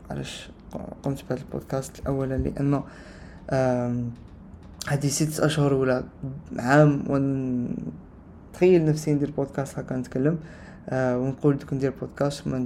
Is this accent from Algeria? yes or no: yes; Algeria; انا جزائري من الجزائر وحنا في الجزائر ما نتكلموش آه، بكثير العربية فصحى